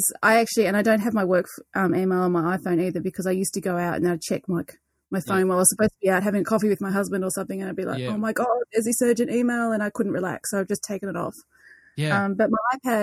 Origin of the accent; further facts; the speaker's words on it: New South Wales, Australia; now in Melbourne, Australia; I grew up in New South Wales, though, so it was always rugby up there